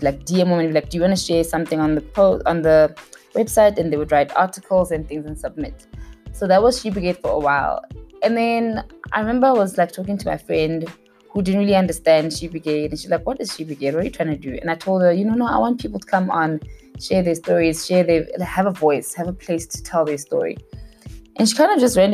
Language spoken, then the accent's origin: English; Mahikeng, North West, South Africa; moved away as an adult; also born or lived in Pretoria, South Africa; now in Johannesburg, South Africa; I was born and raised in Mafikeng.